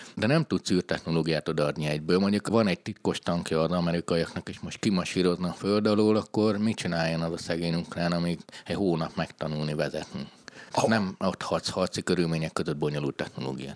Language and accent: Hungarian; Transylvania, Romania; Romániában vagy Erdélyben ugye én ahol nevelkedtem